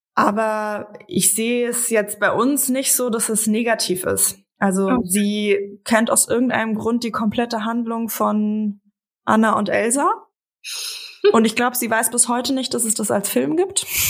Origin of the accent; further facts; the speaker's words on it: Frankfurt, Hesse, Germany; moved away; Ich komme aus Frankfurt, meine Eltern und meine jüngste Schwester leben noch dort